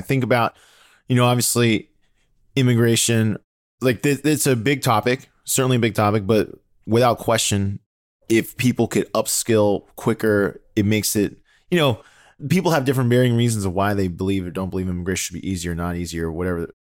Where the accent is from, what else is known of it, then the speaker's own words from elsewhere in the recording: United States; English is a second language; I mean, I heard English obviously because I grew up born and raised in the United States. So I heard English plenty, but at home, you know, I didn't hear it.